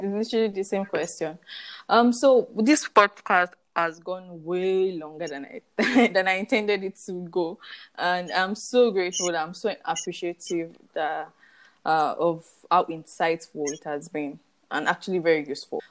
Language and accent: English; Nigeria; as Nigerian youth